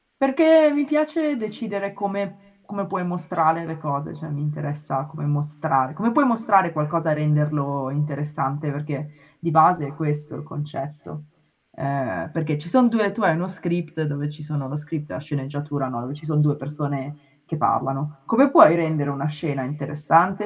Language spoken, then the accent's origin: Italian; Milan, Lombardy, Italy; moved away as an adult; now in Japan; io sono di Milano, ho fatto il liceo classico